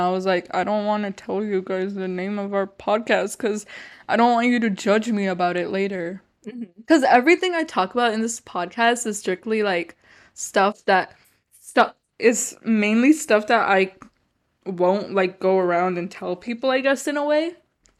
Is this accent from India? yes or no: yes; India; Okay, well, for me, I'm Indian, so I have a lot of like family friends.